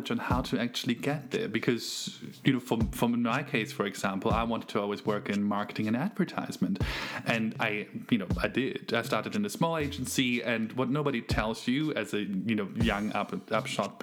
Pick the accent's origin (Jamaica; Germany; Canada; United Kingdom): Germany; now in Lausanne, Switzerland; I'm from Germany